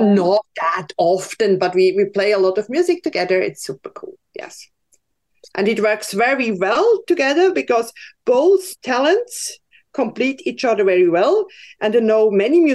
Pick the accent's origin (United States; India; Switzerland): Switzerland; I grew up in Switzerland on a little hill with lots of forest around and farmers